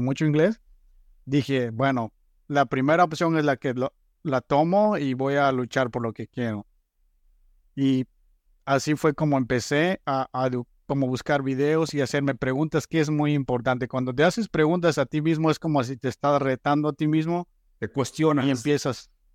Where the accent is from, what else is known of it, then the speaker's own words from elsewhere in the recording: Guatemala; moved away as an adult; soy originario de Guatemala, llegué a este país a finales de 2012